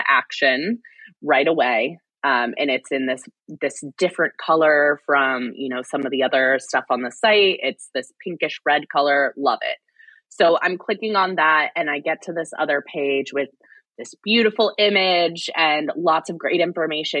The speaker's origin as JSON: {"language": "English", "town": "Fort Wayne", "region": "Indiana", "country": "United States", "tie": "born or raised there", "moved": "as an adult", "said": "I'm from Fort Wayne, Indiana. I actually just recently moved back"}